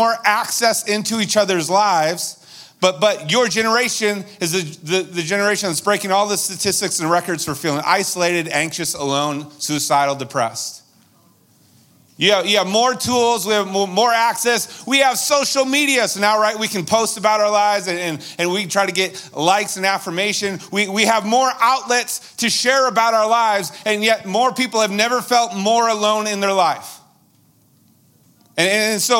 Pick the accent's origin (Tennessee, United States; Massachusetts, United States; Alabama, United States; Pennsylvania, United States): Massachusetts, United States; moved away; Where I grew up out in Massachusetts, they call it a bubbler.